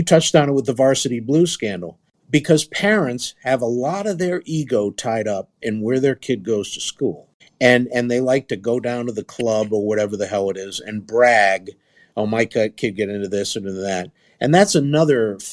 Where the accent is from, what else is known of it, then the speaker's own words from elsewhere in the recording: East Coast, United States; I grew up in the East Coast